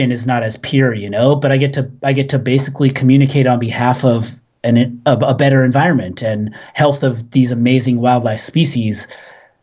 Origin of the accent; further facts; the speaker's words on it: Southern California, United States; now in Orcas Island, United States; I grew up in Southern California